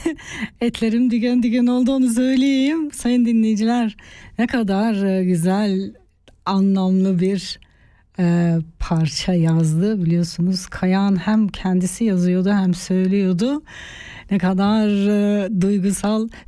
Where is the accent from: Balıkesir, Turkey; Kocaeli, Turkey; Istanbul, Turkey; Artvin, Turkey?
Artvin, Turkey; Ben kendi aileme de anlatamıyorum. Yani biz Artvinliyiz. Artvin'de deprem yok. Yerimiz yurdumuz var.